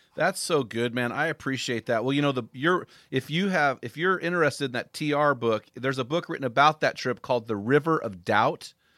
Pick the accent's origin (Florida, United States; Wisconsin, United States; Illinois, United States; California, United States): California, United States; Morro Bay; I grew up in Morro Bay, so just down the road from you.